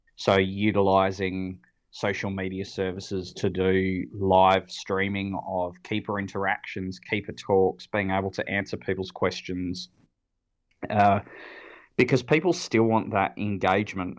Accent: Sydney, New South Wales, Australia; now in Adelaide, Australia; I grew up in Sydney, so for me that local zoo was was Taronga. Um, I lived on the northern beaches

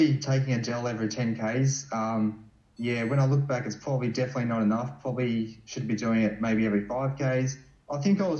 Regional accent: Melbourne, Victoria, Australia; I grew up in like you know, northern suburbs of Melbourne

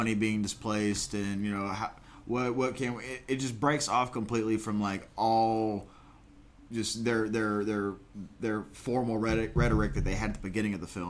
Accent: United States; my home country

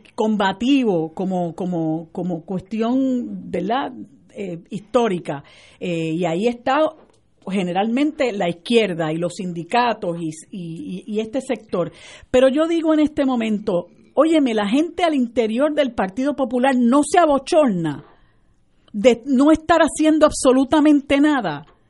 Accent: Puerto Rico; nosotros somos todos puertorriqueños y este es el único país que tenemos

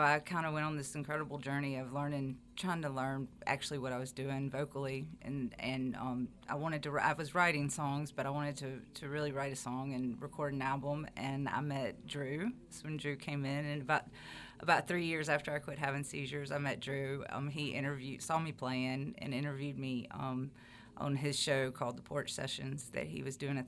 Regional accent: Meridian, Mississippi, United States; I was born and raised in Meridian, and I grew up being taught by all the wonderful people here in Meridian.

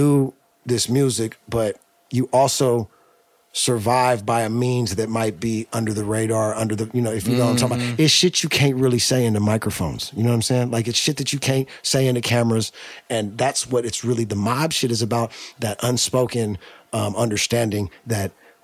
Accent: the Bay Area, California, United States; we're from the Bay

